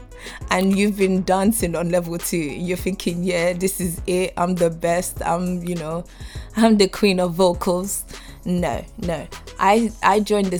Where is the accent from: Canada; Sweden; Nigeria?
Nigeria; I'm Nigerian.